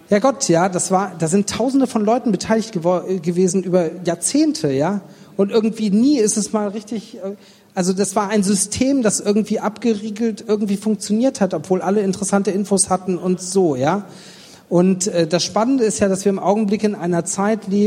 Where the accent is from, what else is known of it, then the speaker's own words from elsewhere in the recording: Stuttgart, Baden-Württemberg, Germany; ich bin Stuttgarter